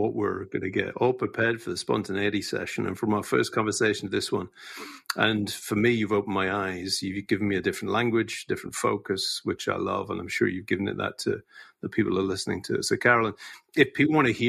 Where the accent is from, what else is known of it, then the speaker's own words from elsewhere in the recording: Scot, Scotland, United Kingdom; as a Scot